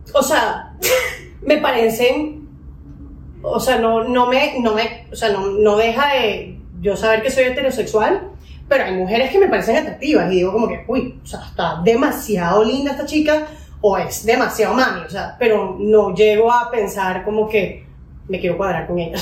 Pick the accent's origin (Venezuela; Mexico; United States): Venezuela; now in Colombia; soy venezolana también. Me vine a Colombia hace unos 15 años a estudiar